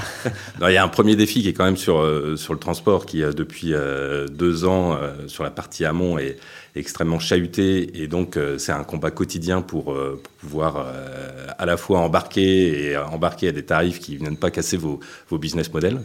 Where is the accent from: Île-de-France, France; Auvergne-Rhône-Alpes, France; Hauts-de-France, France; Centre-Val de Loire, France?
Île-de-France, France; Paris; moved away; also born or lived in Brittany; moi je suis parisien